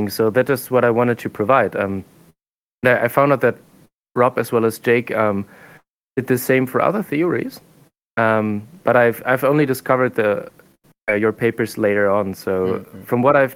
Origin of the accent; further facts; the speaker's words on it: Germany; moved away as an adult; also born or lived in Japan; now in South Korea; So I'm from Germany